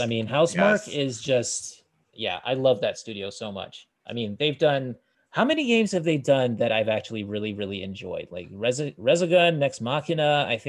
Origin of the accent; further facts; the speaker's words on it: Vermont, United States; Back when I was growing up in Vermont, we only had 2 jobs.